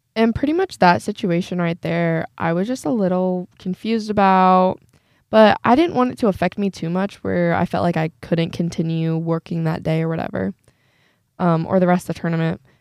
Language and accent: English; Northeast Indiana, United States; I'm seventeen years old and I'm from Northeast Indiana